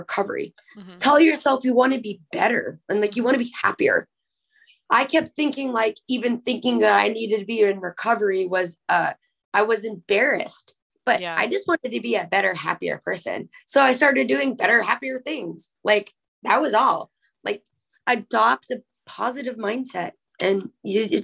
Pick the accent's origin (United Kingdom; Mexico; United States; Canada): Canada; also born or lived in Winnipeg, Manitoba; I'm a Canadian